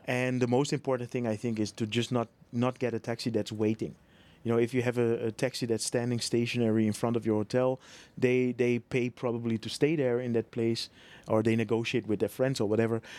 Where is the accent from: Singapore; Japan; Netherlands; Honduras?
Netherlands; moved away as an adult; now in Bangkok, Thailand; I'm from Holland